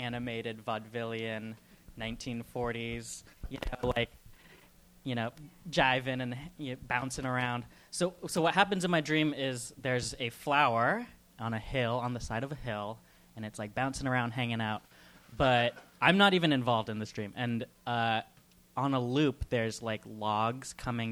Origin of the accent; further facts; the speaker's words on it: California, United States; I'm from California